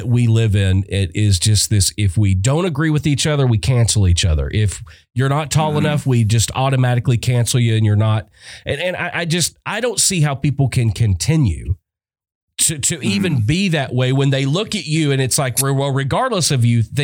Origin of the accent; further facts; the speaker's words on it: Arkansas, United States; moved away; also born or lived in Yuma, Arizona; I'm originally from Arkansas